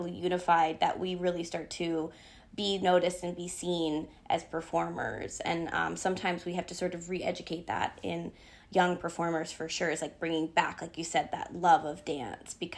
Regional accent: Northern Virginia, United States; I was a kid in Northern Virginia

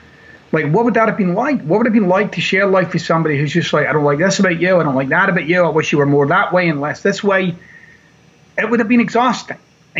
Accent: Glasgow, Scotland, United Kingdom; So I thought, I'll just take a quick flight over to Glasgow, my hometown. I'll go see my mom.

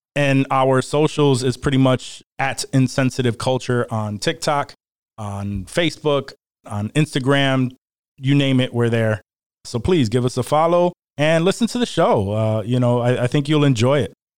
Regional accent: Rochester, New York, United States; I am from Rochester, New York, and I've been here my entire life

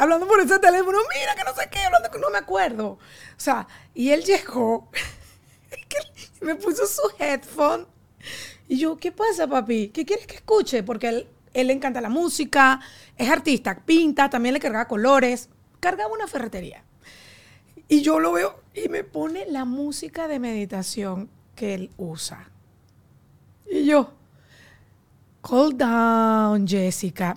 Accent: Barquisimeto, Lara, Venezuela; nosotros somos de Barquisimeto

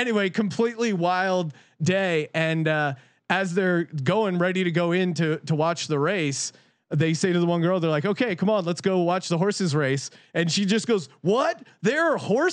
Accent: East Coast, United States; moved away; back when I was growing up on the East Coast

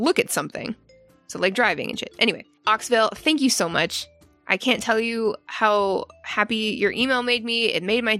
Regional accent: Canada; moved away; I used to work at a Domino's Pizza in my hometown back in Canada years ago

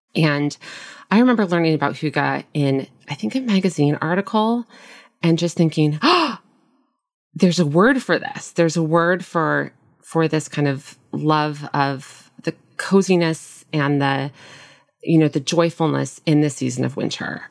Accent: Nebraska, United States; moved away as an adult; also born or lived in Minnesota / Brooklyn, New York; now in New York City, United States; I grew up in the Midwest in a small town in Nebraska, and I moved to New York right after college and, and never left.

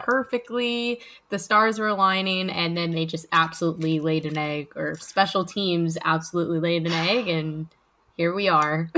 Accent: Melbourne, Florida, United States; I grew up, uh, and was born and raised in Melbourne, Florida

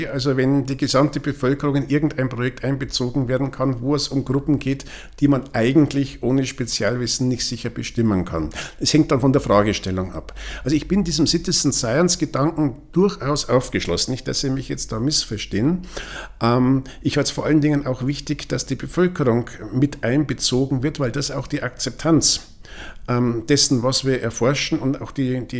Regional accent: Regensburg, Bavaria, Germany; es gibt einen Artikel aus dem Jahr 1885 wo Schmetterlingsforscher aus meiner Heimatstadt Regensburg schon festgestellt haben, die Schmetterlinge werden weniger.

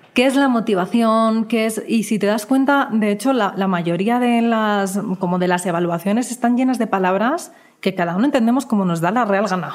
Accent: Spain; now in Mexico; vengo de España donde la gente es un poco más ruda

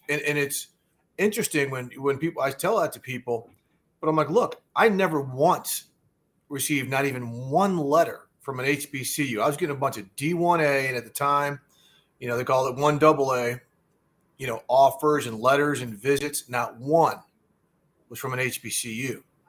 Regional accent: Missouri, United States; I grew up outside of St. Louis, and started out at Missouri University to play football.

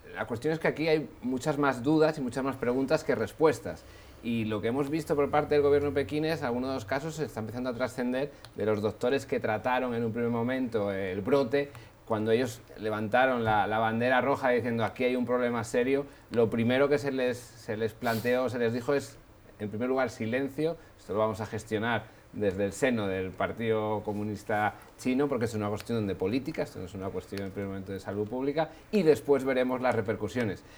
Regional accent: Asturias, Spain; soy del norte de España, de Asturias

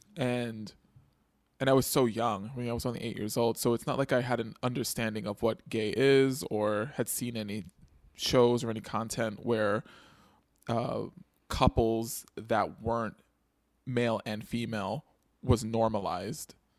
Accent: New York City, New York, United States; I grew up in the Bronx

